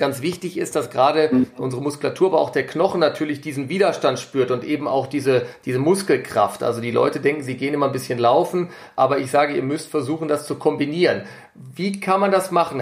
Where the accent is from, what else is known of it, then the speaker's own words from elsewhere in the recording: Germany; hier bei uns in Deutschland